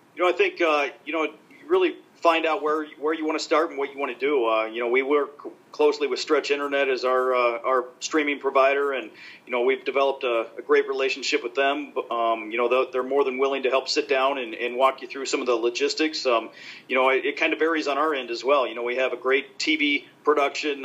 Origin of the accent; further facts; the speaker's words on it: Nebraska, United States; moved away; I grew up in Nebraska, so we didn't have hockey when I was growing up